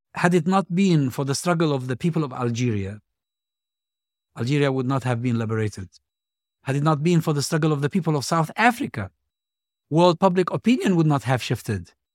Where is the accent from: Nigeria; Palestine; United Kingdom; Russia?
Palestine; Hebron, West Bank; my hometown, Hebron.